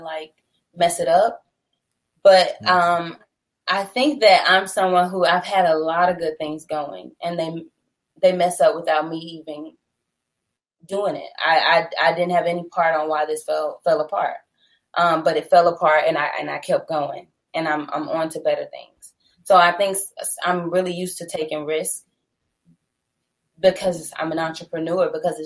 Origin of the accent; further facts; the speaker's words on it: Atlanta, Georgia, United States; I am born and raised in Atlanta, Georgia